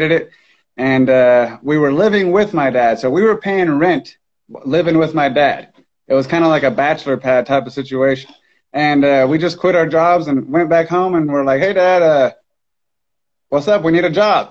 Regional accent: Miami, Florida, United States; now in Tulsa, United States; I was born and raised in Miami, Florida.

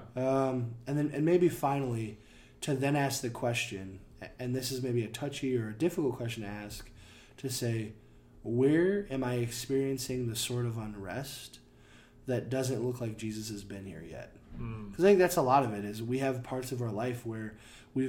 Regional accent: United States; as an American

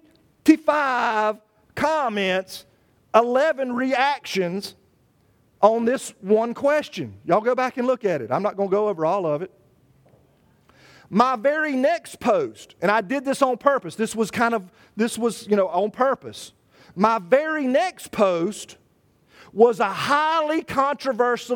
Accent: Charlotte, North Carolina, United States; moved away; a newspaper in Charlotte from my hometown

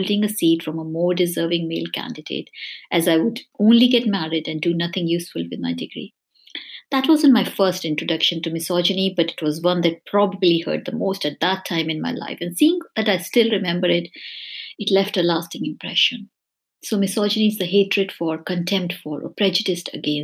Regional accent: India; moved away as an adult; now in United Kingdom; I grew up in India, I was born there, but I've lived here in the UK for the last 20 years.

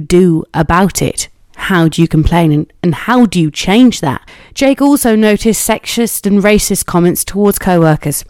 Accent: Cornwall, South West England, United Kingdom; I'm from Cornwall

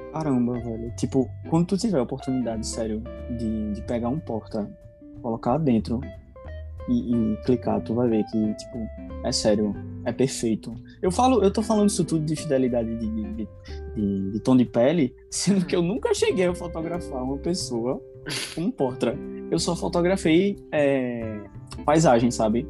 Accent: Recife, Pernambuco, Brazil; eu tenho vinte e um anos, sou recifense

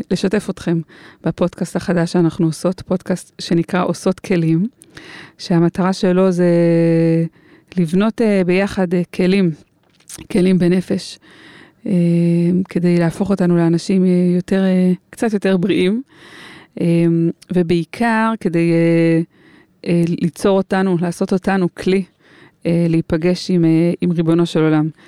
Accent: Karnei Shomron, Judea and Samaria Area, Israel; היינו חברות, חברות ביישוב, גדלנו ביישוב, בהתנחלות בשומרון, קרני שומרון

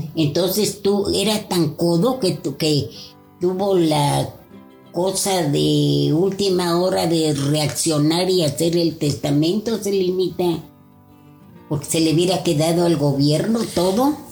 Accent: Toluca, State of Mexico, Mexico; soy de Toluca

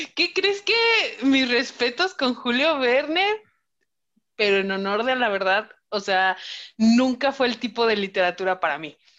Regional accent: Celaya, Guanajuato, Mexico; also born or lived in Mexico City; Ciudad de México y Celaya, porque yo nací en Ciudad de México, entonces yo soy chilanga y vivía allá hasta los siete años

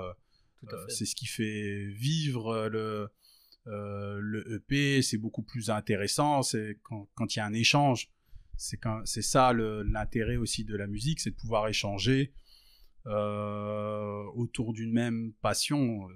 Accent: France; j'ai grandi j'ai grandi en France dans dans dans la campagne française je suis d'origine tunisienne d'origine euh, palestinienne.

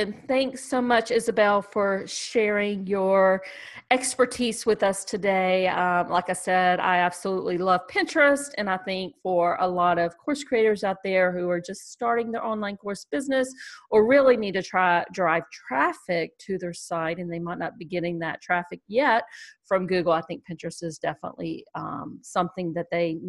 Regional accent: Canada; I'm French Canadian.

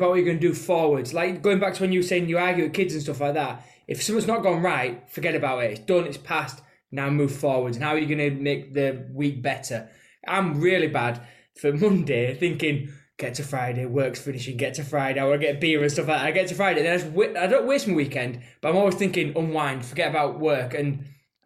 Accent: Yorkshire and the Humber, United Kingdom; we are from Yorkshire

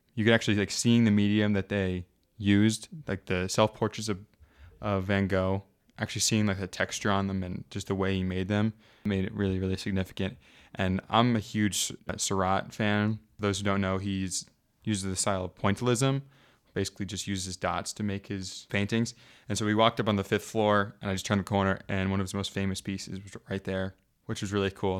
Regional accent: United States; accent: American; moved away as an adult; now in Belgium; I started speaking with my American French accent.

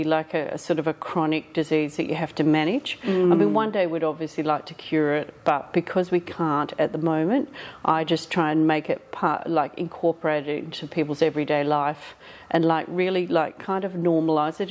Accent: Killingery, Western Australia, Australia; now in Perth, Australia; I'm from a very small country town called Killingery. It's about 200 people and a tiny school. I did my primary school there

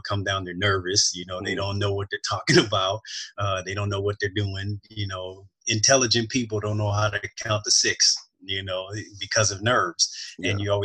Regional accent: Oakland, California, United States; moved away as an adult; now in Southern California, United States; I grew up in Oakland, California

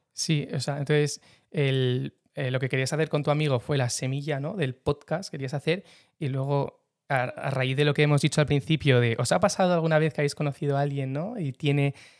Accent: San Sebastián, Basque Country, Spain; de San Sebastián, tengo 28 años

